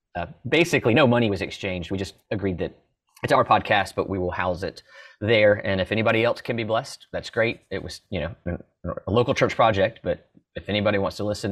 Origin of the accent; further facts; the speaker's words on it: Orlando, Florida, United States; moved away as an adult; also born or lived in Italy / Mississippi; I grew up in Orlando